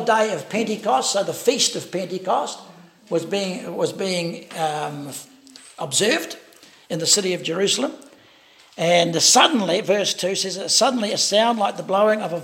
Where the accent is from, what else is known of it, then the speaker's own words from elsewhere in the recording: Wellington, New Zealand; I was brought up in the Elam Church in Wellington